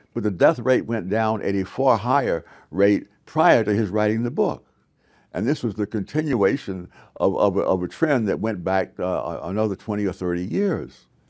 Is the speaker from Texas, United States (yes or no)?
no; New York City, New York, United States; moved away; I grew up in Harlem